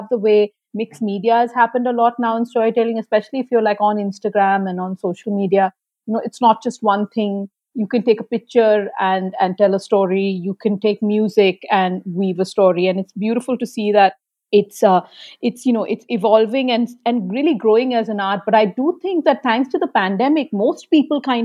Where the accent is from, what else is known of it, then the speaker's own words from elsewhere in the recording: Kolkata, West Bengal, India; growing up in Calcutta